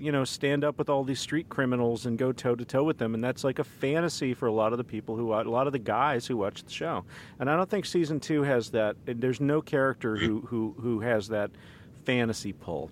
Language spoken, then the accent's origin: English; Dallas, Texas, United States; moved away; also born or lived in Kansas City; I'm from Dallas by way of Kansas City